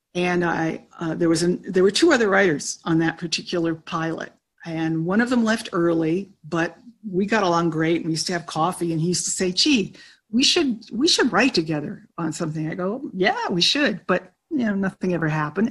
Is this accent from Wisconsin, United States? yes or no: no; Orange County, California, United States; I'm from the same hometown as uh, Steve Martin and Diane Keaton.